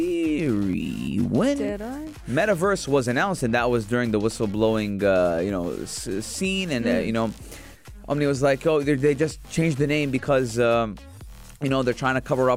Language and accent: English; Acre, Northern District, Israel; now in -; Because I am from Akka.